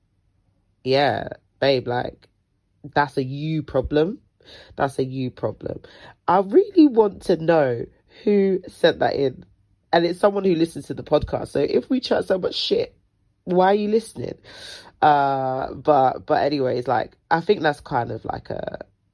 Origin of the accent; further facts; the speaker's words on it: London, United Kingdom; I was born and raised in South London, will ever be a South London babe, but I've been dragged to the ghetto of the North London